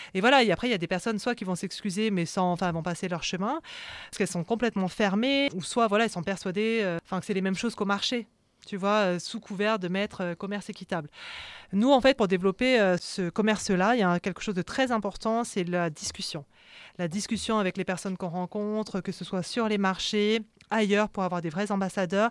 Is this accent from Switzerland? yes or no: no; France; accent: French; quand je parle cambodgien, euh, j'ai un accent français